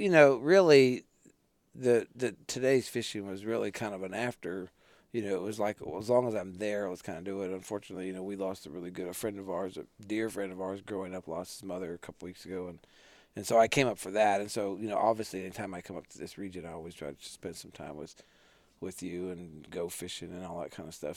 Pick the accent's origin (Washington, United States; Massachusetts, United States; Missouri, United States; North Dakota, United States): North Dakota, United States; growing up in North Dakota